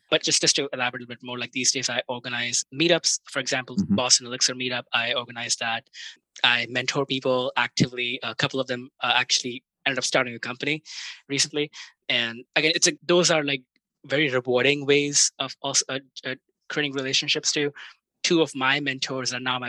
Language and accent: English; India; moved away; I grew up in India and like cricket is like a big sport there